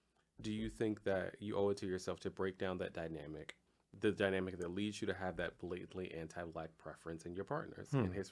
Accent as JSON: {"language": "English", "town": "Compton", "region": "California", "country": "United States", "said": "I'm a nigga from Compton."}